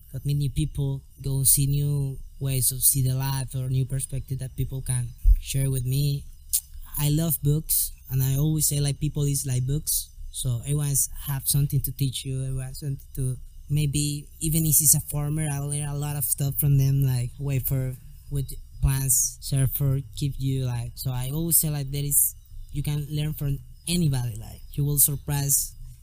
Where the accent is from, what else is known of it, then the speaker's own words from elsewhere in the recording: Santa Marta, Magdalena, Colombia; English is a second language; I'm from Santa Marta, Colombia